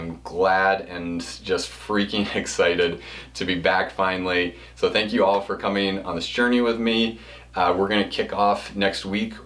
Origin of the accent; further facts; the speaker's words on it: Pennsylvania, United States; I was born in Pennsylvania